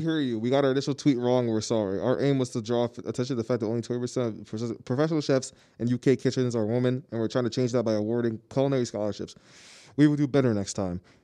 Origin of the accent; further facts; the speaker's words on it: United States; I'm American